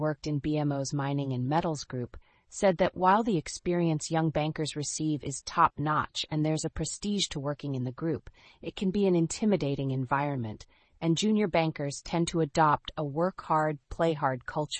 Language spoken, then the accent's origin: English; Canada